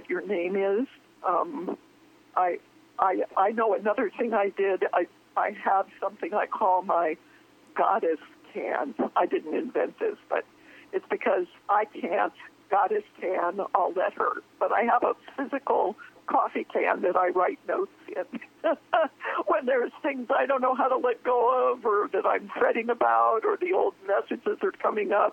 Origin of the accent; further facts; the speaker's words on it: Downey, California, United States; I was raised in Southern California, a small, extremely conservative, very Christian town called Downey, outside of the greater LA area.